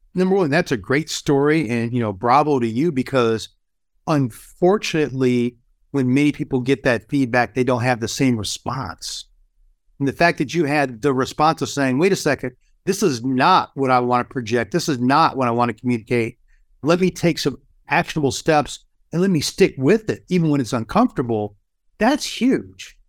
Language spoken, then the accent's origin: English; Kalamazoo, Michigan, United States; In my hometown of Kalamazoo, Michigan